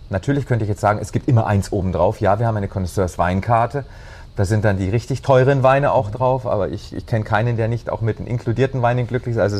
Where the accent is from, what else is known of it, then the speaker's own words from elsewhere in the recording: Bavaria, Germany; Bei uns in Bayern ist schon schön